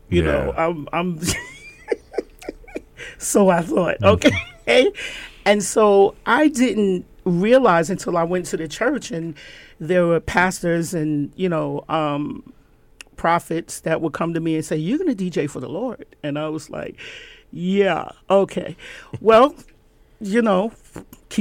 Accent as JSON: {"language": "English", "town": "New York City", "region": "New York", "country": "United States", "tie": "born or raised there", "also_born_or_lived": "Rhinebeck, New York / Bethlehem, Pennsylvania", "said": "I grew up in Gun Hill, I my mom sent me to private school"}